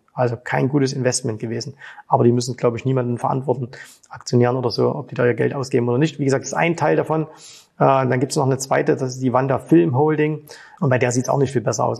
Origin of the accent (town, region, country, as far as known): Germany; now in Dubai, United Arab Emirates